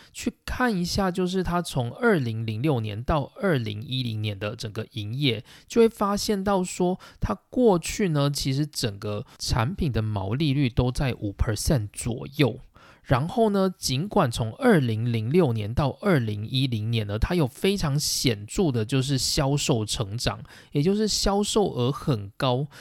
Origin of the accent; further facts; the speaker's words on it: Taiwan; 身为台湾人的我们